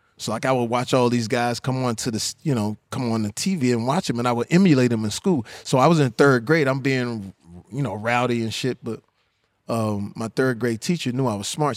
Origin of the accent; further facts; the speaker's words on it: Texas, United States; I'm from Texas, so I, you know, these my people